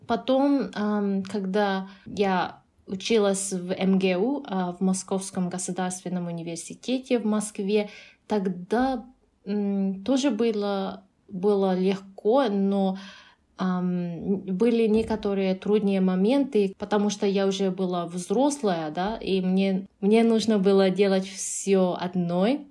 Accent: Japan; Russian is a second language; also born or lived in Canada; now in Uzbekistan

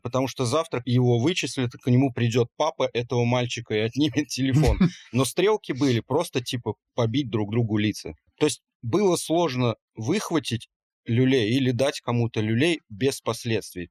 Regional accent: small town near Orsk, Orenburg Oblast, Russia; Я вот рос не на Уралмаше, а в маленьком городе, но у нас рядом был город Орск

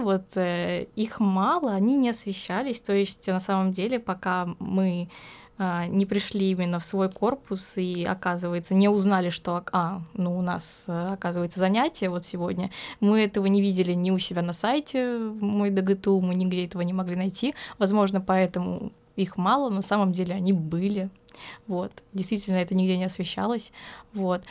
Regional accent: Volgograd, Volgograd Oblast, Russia; moved away as an adult; now in Rostov-on-Don, Russia; я не из Ростова, я из Волгограда приехала

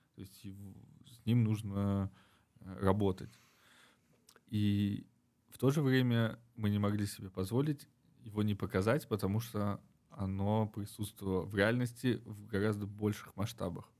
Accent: Uzbekistan; moved away as an adult; also born or lived in Moscow; я из Узбекистана

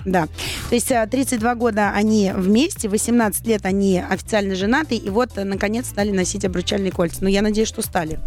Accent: Saint Petersburg, Russia; я же из Санкт-Петербурга

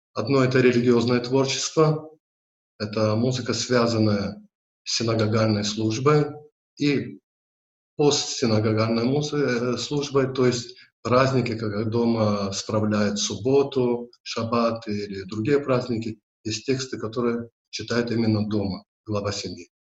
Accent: Derbent, Dagestan, Russia; also born or lived in Makhachkala; Родился я в Дербенде, э, в традиционной патриархальной еврейской семье

